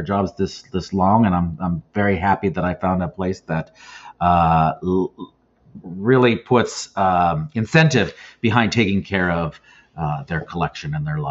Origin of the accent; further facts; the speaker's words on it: Northern California, United States; I was born and raised in Northern California